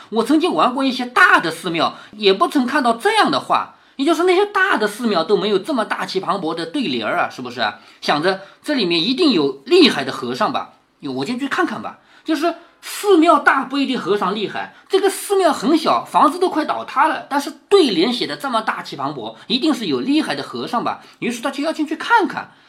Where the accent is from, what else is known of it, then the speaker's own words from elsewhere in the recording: China; 我们中国人